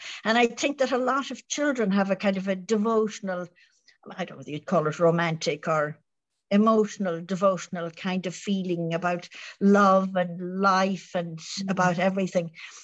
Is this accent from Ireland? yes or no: yes; Ireland